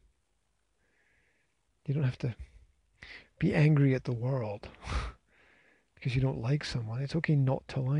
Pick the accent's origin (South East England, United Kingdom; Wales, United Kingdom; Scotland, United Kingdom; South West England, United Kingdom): Scotland, United Kingdom; I'm Scottish